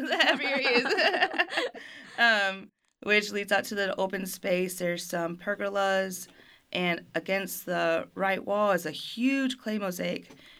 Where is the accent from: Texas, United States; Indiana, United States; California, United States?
Texas, United States; Fort Worth; also born or lived in Germany; And I'm a military brat, so I grew up overseas in Germany for almost a decade and then came back to Fort Worth and to States.